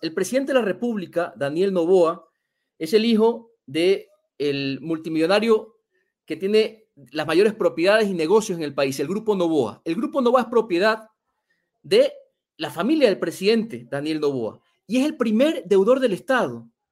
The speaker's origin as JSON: {"language": "Spanish", "country": "Ecuador", "said": "En mi país"}